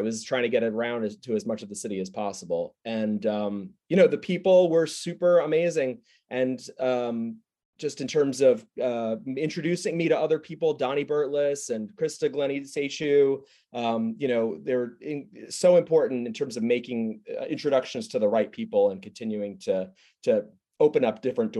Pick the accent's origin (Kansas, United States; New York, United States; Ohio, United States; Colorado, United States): New York, United States; also born or lived in Queens; you know, I'm a native New Yorker, but I was born in Queens, and I spent a good portion of my childhood on Long Island, and then, you know, my adult life in New York City proper.